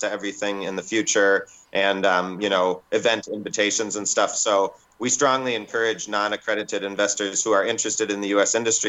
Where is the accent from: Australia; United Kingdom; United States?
United States; moved away as an adult; also born or lived in Minnesota; now in New Zealand; I'm originally from the States. I moved to New Zealand 17 years ago when I thought it was going to be legalized.